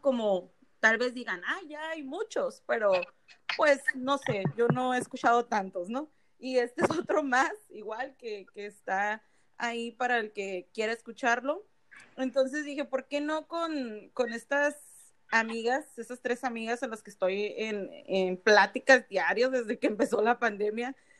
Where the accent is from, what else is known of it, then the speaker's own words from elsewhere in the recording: San Luis Río Colorado, Sonora, Mexico; soy de Salud Río Colorado, Sonora, como lo somos las, las cuatro que estamos aquí conectadas